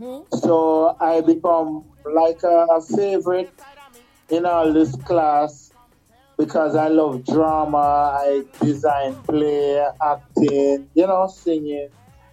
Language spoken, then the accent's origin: English; Kingston, Jamaica; I was born in Jamaica in 1962 in Kingston in a little lane called Rose Lane, just behind the Jubilee Hospital.